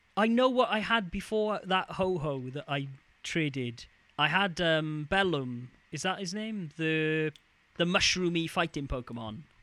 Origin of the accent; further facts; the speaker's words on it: near Neath, Wales, United Kingdom; Neath, which is a, a town near my hometown